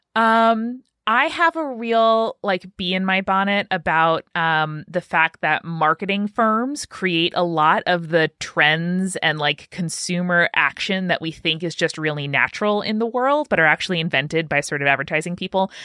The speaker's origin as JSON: {"language": "English", "region": "New York", "country": "United States", "tie": "born or raised there", "said": "I'm from New York, and I spent a, a large portion of my school year driving to school in the darkness"}